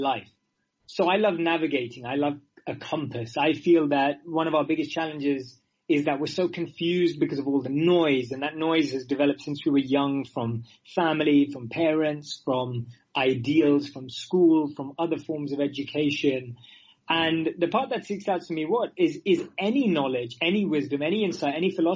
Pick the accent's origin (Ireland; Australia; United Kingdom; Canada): United Kingdom; London; moved away as an adult; also born or lived in India; now in New York, United States; I grew up in London, but my mother is from the Emirates and my father is from southern India in Mangalore.